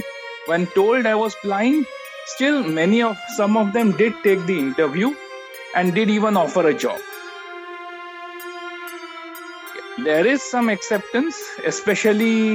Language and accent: English; Mumbai, Maharashtra, India; I am born and brought up in Mumbai